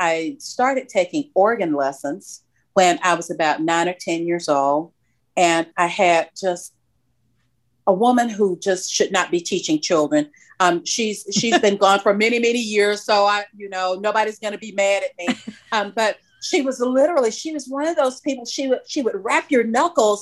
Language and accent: English; Macon, Georgia, United States; I grew up in Macon, Georgia, which is about 100 miles south of Atlanta proper.